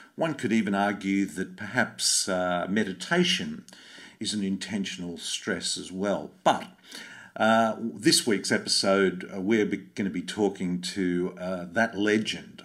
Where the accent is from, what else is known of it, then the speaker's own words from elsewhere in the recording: Sydney, New South Wales, Australia; I grew up in Bondi